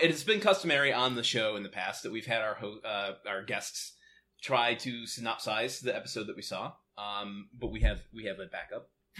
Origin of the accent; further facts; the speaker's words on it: Michigan, United States; now in Los Angeles, United States; I grew up in Michigan, not too far from where the show is set.